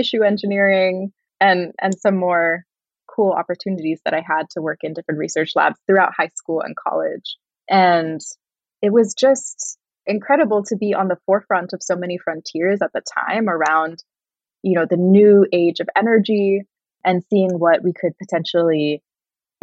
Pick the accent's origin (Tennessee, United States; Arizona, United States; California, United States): California, United States; Northern; I grew up in Northern California, surrounded by a lot of nature